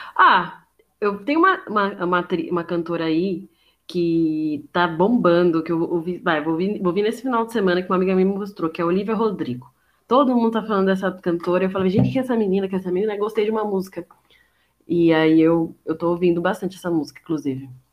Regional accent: São Paulo, Brazil; eu sou paulista mesmo

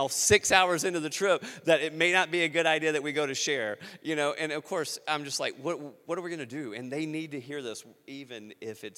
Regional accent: Louisiana, United States; moved away as an adult; also born or lived in Western China; now in Iowa, United States; I'm a redneck from Louisiana

